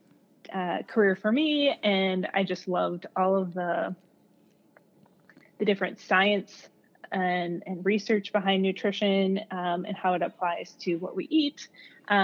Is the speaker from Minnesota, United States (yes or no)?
yes; Esko, Minnesota, United States; I've been back in my hometown now for about 2 years